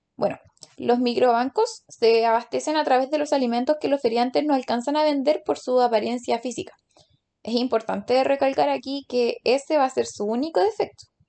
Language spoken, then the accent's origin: Spanish; Chile; como chilenos comunes y corrientes podemos obtener